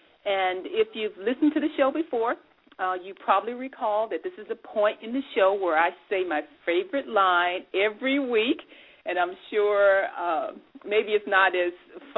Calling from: Dayton, Ohio, United States; Our switchboard is located in sunny Southern California, but I am broadcasting live from Dayton, Ohio.

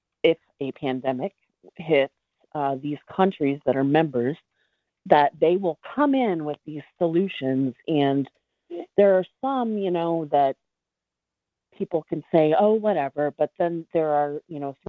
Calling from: Delaware, United States; I'm calling from Delaware

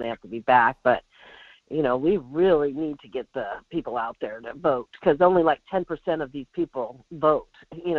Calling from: Alaska, United States; from the Kenai Peninsula.

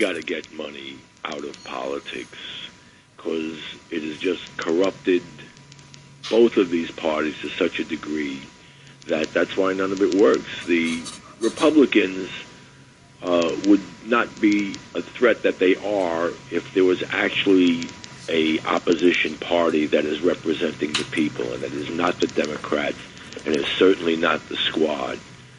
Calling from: Bronx, New York, United States; Hi, this is … from the Bronx.

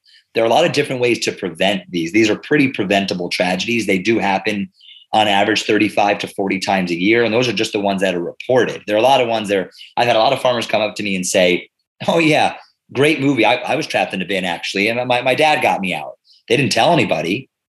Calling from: Pennsylvania, United States; I am calling in from Bucks County, Pennsylvania. We're in eastern Pennsylvania, about 5 minutes from the Delaware River

